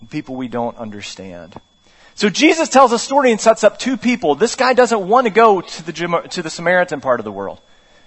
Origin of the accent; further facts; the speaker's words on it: West Virginia, United States; I'm from West Virginia